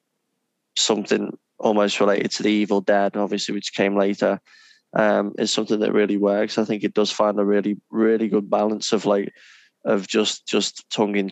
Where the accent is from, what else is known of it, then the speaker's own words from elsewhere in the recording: England, United Kingdom; three English gentlemen